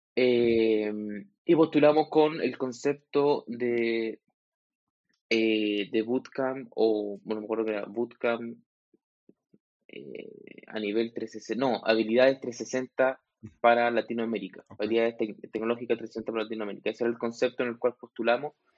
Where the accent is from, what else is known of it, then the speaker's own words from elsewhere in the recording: Chile; soy chileno, tengo 32 años